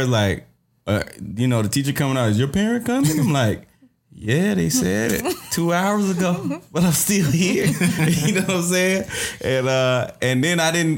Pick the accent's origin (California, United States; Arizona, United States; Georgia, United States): Georgia, United States; Morven; I'm from South Georgia. It's a small town called Morven, Georgia. Population 600 plus